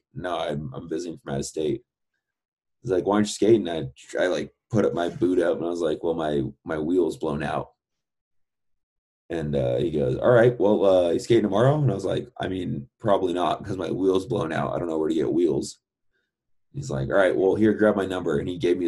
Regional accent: Bay Area, California, United States; moved away as an adult; now in Utah, United States; I grew up in the Bay Area

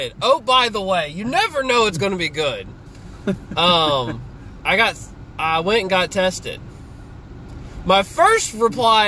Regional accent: Brown County, Ohio, United States; I grew up in Brown County Fair

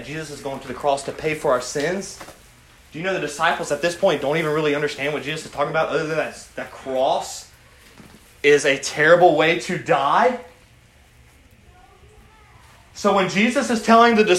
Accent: United States; as American Christians

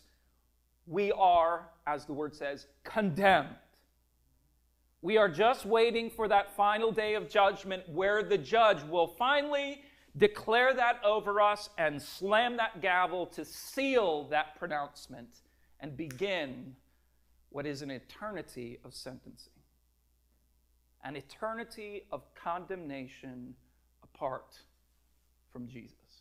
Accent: Minnesota, United States; I grew up in Minnesota

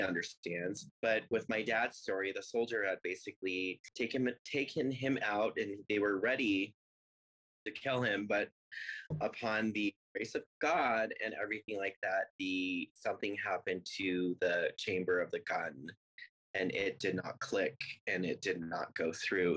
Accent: Longmont, Colorado, United States; now in Denver, United States; I was born in Colorado Springs, so I'm a native here. Uh, my parents moved to Longmont when I was, I think, five. So I grew up in Longmont, went to elementary, middle school, high school there.

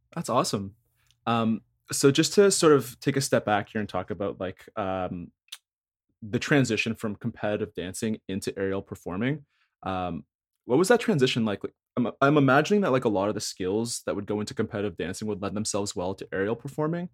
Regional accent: Thornhill, Ontario, Canada; also from Thornhill

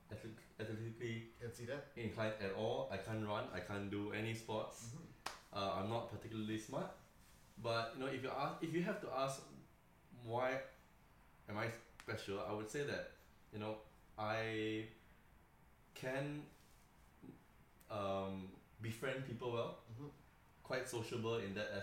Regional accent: Malaysia; moved away as an adult; now in Melbourne, Australia; I am from Malaysia as well. I grew up the first 19 years of my life. Came here for university

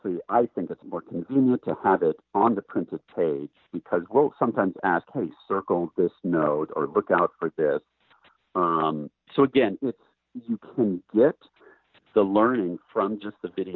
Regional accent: Portland, United States; Portland, which is my hometown

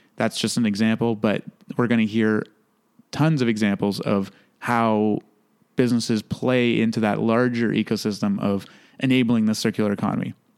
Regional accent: Toronto, Ontario, Canada; I was born originally in Toronto. So, growing up in a big city taught me a lot of things

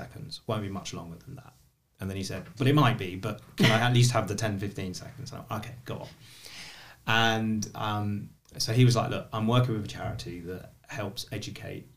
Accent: London, United Kingdom; I was from Shepherd's Bush

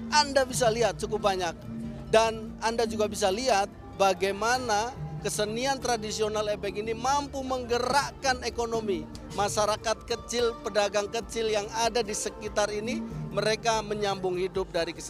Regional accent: Purbalingga, Central Java, Indonesia; Saya asli Purbalingga malah.

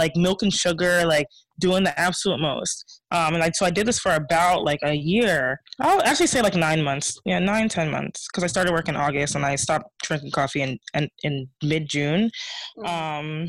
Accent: Ghana; I'm Ghanaian

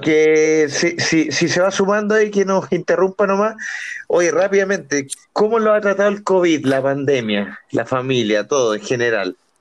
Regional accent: Santiago, Santiago Metropolitan Region, Chile; que Mex, Juanpa y yo somos santiaguinos

